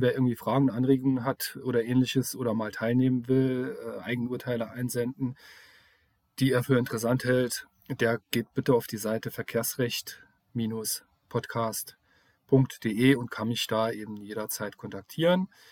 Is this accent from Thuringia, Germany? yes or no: no; Saarland, Germany